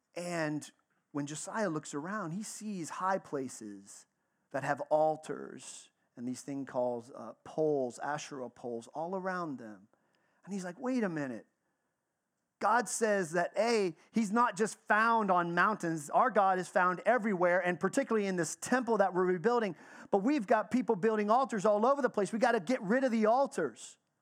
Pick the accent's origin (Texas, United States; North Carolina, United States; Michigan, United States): Texas, United States; I grew up in the South. I grew up in Texas